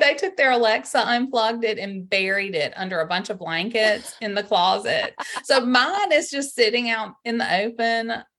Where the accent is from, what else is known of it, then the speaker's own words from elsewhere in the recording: Greenville, Mississippi, United States; I grew up in Greenville, Mississippi, in the Delta on the Mississippi River.